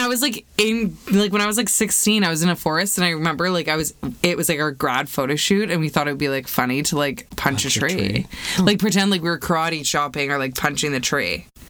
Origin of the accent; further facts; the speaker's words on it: Vancouver, British Columbia, Canada; growing up in Vancouver